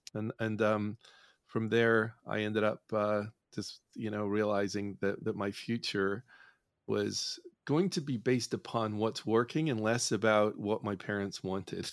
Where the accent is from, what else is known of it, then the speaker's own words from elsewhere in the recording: Northern Ireland, United Kingdom; I grew up in Northern Ireland